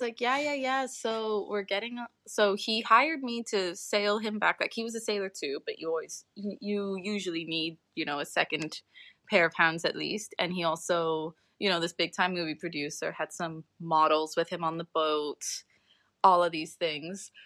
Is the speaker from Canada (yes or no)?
no; Sint Maarten; born or raised there; moved away as an adult; also born or lived in United Kingdom